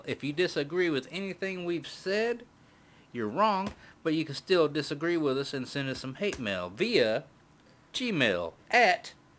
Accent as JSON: {"language": "English", "region": "Alabama", "country": "United States", "said": "we're from Alabama and I pronounce things wrong."}